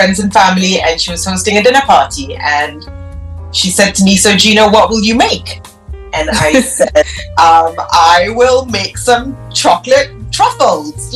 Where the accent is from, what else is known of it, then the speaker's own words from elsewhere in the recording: Singapore; moved away as an adult; also born or lived in London, United Kingdom; now in Trinidad and Tobago; I was born in Singapore